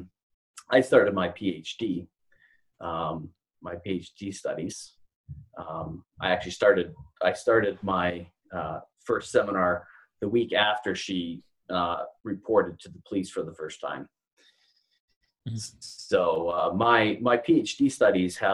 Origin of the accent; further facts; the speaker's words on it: Canada; moved away as an adult; now in Louisville, United States; So I am a Canadian living in Louisville, Kentucky. I've lived here for about 9 years.